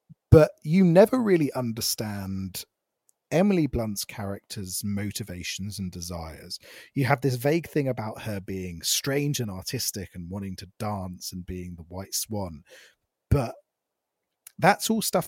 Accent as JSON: {"language": "English", "country": "Ireland", "said": "Because I'm from Ireland and all we have is stew and Guinness."}